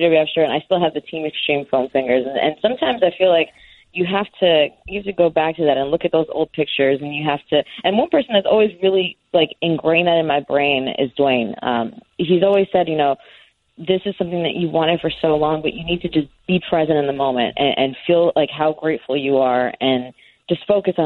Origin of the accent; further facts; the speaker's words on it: New York City, New York, United States; I'm from Queens, I'm Puerto Rican